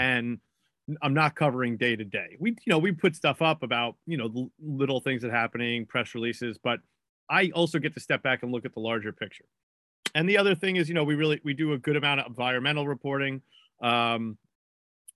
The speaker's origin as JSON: {"language": "English", "town": "New York City", "region": "New York", "country": "United States", "moved": "yes", "lives_now": "Boston, United States", "said": "I am from New York. I certainly have New York features. I'm from Queens in particular"}